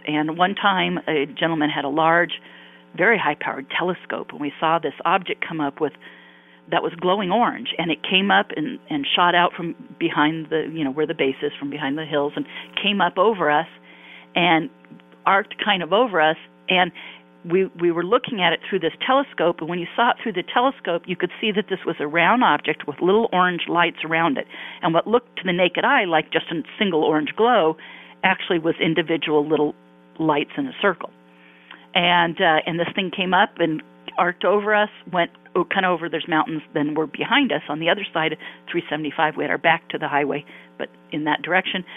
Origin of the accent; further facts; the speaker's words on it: Palos Verdes, California, United States; also born or lived in Santa Monica, California / Irvine, California; now in Newport Beach, United States; I grew up in Southern California, uh, in Palos Verdes to be exact